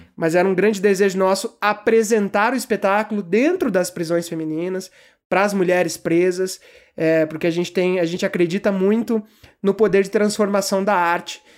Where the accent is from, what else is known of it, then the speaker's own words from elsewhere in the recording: Campo Grande, Mato Grosso do Sul, Brazil; also born or lived in São Paulo; Então eu tinha uma vida ali em São Paulo, eh, que é onde eu nasci, e aí do nada estou eu em Campo Grande, Mato Grosso do Sul, vivendo essa vida que tenho hoje